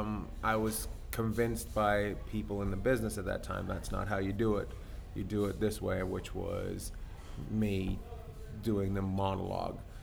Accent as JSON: {"language": "English", "town": "Terrace", "region": "British Columbia", "country": "Canada", "tie": "born or raised there", "also_born_or_lived": "Vancouver, Canada / New York, United States", "moved": "as an adult", "said": "I grew up in the middle of nowhere"}